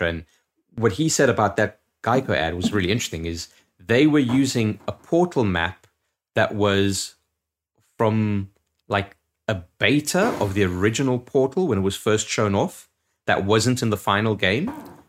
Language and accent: English; South Dakota, United States; At my home state of South Dakota being mentioned, I'm biased